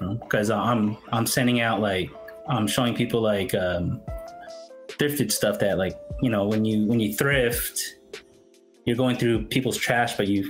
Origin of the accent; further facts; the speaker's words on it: Philippines; And I'm Filipino, so recently people have been saying it's actually in the Philippines.